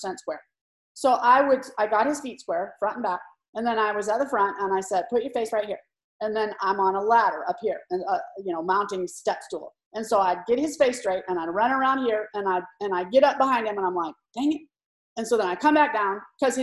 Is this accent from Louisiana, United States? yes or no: no; California, United States; I grew up in California